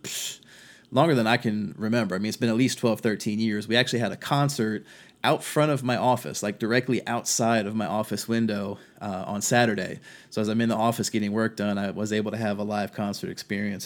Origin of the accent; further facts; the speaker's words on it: Virginia, United States; my home state of Virginia